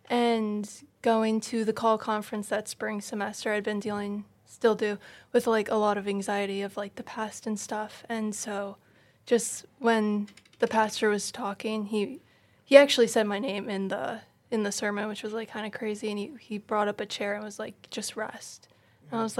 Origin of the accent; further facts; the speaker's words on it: Syracuse, New York, United States; moved away; grew up in the Catholic Church, my, as I'm also from Syracuse, New York.